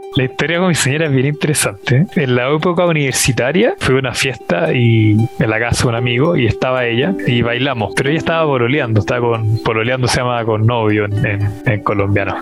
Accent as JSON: {"language": "Spanish", "town": "Santiago", "region": "Santiago Metropolitan Region", "country": "Chile", "tie": "born or raised there", "said": "Nacido y criado en Santiago de Chile."}